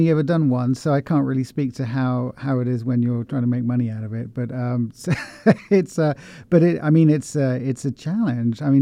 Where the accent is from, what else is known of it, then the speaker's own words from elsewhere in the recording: West Country, near Stonehenge, South West England, United Kingdom; moved away as an adult; also born or lived in Oxford / London / Paris; now in Columbia, Missouri, United States; So I'm originally from uh, from the UK. Uh, I grew up in the West Country, uh, about 70 miles west of London, near Stonehenge.